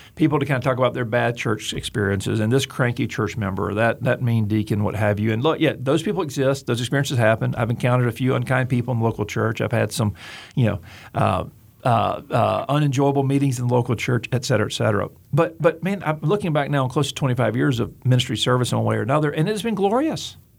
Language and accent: English; Gulf Coast, United States; I grew up on the Gulf Coast